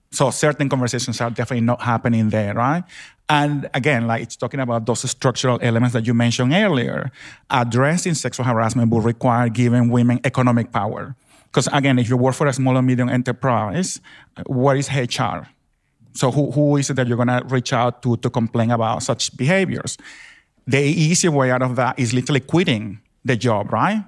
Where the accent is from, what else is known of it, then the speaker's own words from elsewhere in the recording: Venezuela; now in Australia; I grew up in Venezuela, in South America